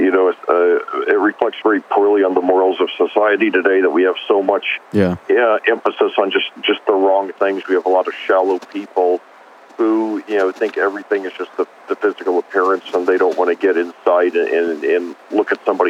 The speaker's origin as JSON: {"language": "English", "region": "Indiana", "country": "United States", "said": "I'm from Indiana."}